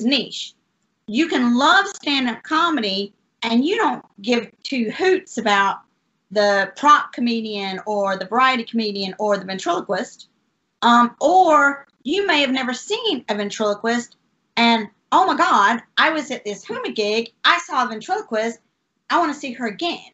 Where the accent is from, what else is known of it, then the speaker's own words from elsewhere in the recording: Norwich, East of England, United Kingdom; moved away as an adult; also born or lived in Charlotte Gastonia area, North Carolina; now in North Carolina, United States; I'm from Norwich.